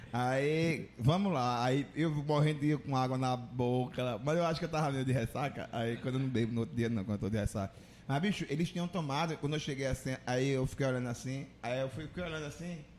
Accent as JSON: {"language": "Portuguese", "town": "Maceió", "region": "Alagoas", "country": "Brazil", "moved": "yes", "lives_now": "Juazeiro do Norte, Brazil", "said": "eu sou de Maceió, não sou de Juazeiro"}